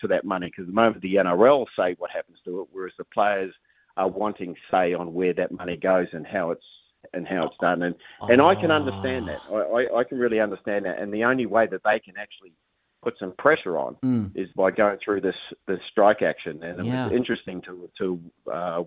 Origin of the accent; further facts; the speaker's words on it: New Zealand; moved away as an adult; also born or lived in Australia; a Kiwi